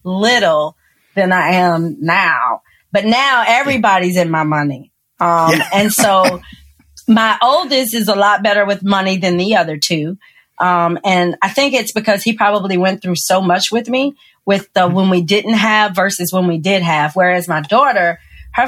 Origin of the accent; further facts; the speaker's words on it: the South, United States; now in New Orleans, United States; I'm from the South.